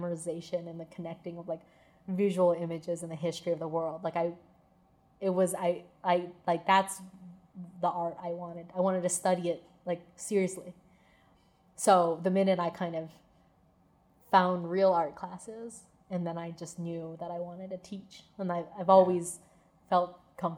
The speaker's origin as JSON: {"language": "English", "region": "East Coast", "country": "United States", "tie": "born or raised there", "also_born_or_lived": "California", "moved": "as an adult", "lives_now": "Pittsburgh, United States", "said": "I grew up in the East Coast"}